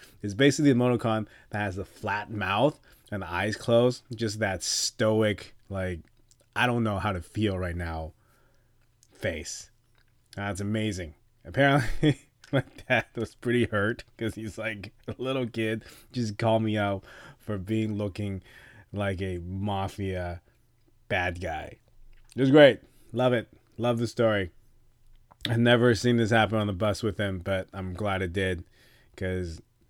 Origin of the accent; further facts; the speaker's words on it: Canada; So being Canadian and Taiwanese Canadian, I'm part of two nations that are not exactly in China's good books right now.